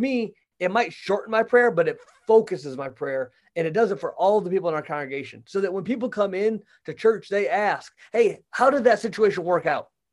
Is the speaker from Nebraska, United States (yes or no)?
no; Michigan, United States; moved away as an adult; also born or lived in Kentucky / Florida / Missouri; now in Wentzville, United States; I grew up in Michigan